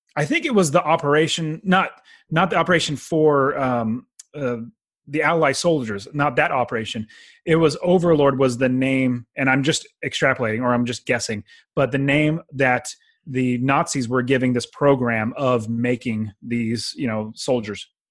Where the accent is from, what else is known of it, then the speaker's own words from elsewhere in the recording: Fresno, California, United States; I'm from Fresno